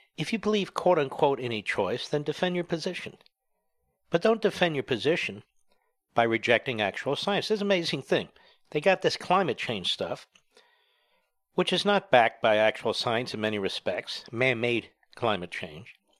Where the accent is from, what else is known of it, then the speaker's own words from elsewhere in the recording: United States; by chance I was born here